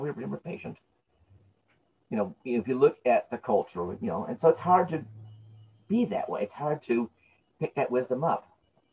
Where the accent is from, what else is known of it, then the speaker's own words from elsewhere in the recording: United States; Because I love the land I'm born in. This is my country. I'm born here.